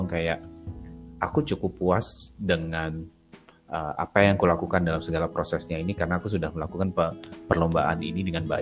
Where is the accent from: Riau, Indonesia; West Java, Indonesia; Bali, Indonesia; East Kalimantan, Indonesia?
Bali, Indonesia; Denpasar; Denpasar. Sekolah swasta yang paling bagus di situ, paling mahal.